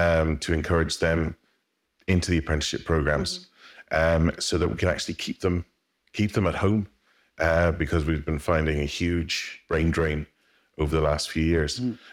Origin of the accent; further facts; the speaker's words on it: Belfast, Northern Ireland, United Kingdom; So I'm from Belfast, Northern Ireland.